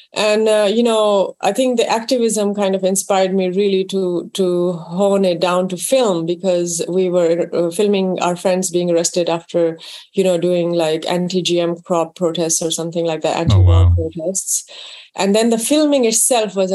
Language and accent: English; Karachi, Sindh, Pakistan; moved away; also born or lived in London; So I grew up in Pakistan.